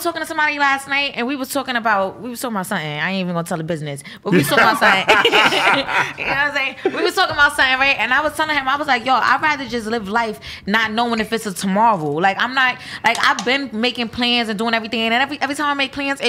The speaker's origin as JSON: {"language": "English", "region": "New York", "country": "United States", "said": "I'm from New York."}